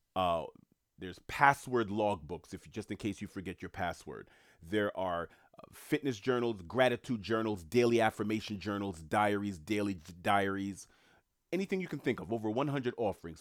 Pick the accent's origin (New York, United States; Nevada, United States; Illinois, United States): New York, United States; New York City; moved away; also born or lived in Queens, New York; I'm from New York City. I've worked in Manhattan most of my life. I don't live in New York at the moment